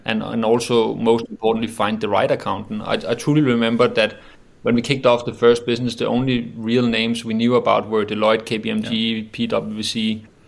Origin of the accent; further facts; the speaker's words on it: Roskilde, Zealand, Denmark; also born or lived in Copenhagen; myself got raised and born in a, in a small city called uh, Roskilde